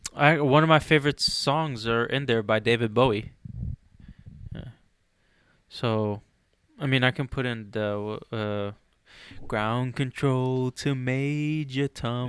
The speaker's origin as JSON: {"language": "English", "country": "Egypt", "moved": "yes", "said": "I'm from Egypt."}